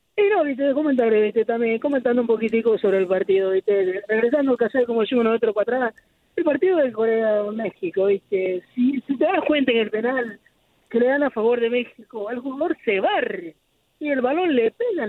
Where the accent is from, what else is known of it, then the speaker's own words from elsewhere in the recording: Argentina; yo como argentino